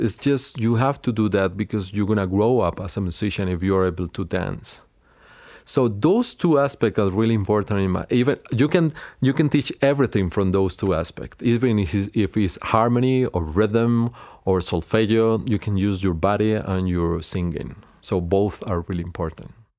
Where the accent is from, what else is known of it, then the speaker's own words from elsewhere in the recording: Cali, Valle del Cauca, Colombia; English is a second language; moved away as an adult; also born or lived in Los Angeles / Illinois; now in United States; I grow up in Cali, which is the second city of Colombia